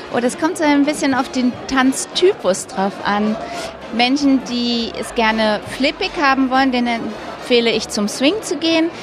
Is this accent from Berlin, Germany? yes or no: yes; Berlin, Germany; Ich bin ja aus Berlin